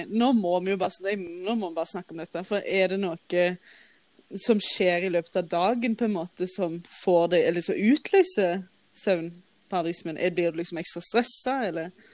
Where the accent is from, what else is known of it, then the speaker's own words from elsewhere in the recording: Våge, Norway; moved away; jeg våkna hjemme i Våge, der jeg kommer fra